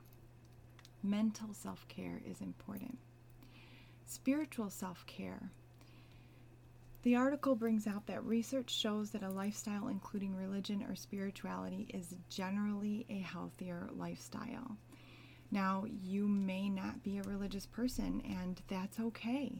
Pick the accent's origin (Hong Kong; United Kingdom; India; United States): United States; I'm Asian American